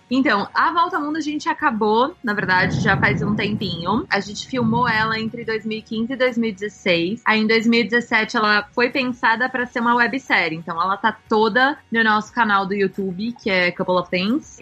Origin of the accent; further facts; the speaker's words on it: São Paulo, Brazil; also born or lived in Los Angeles; Eu sou de São Paulo, capital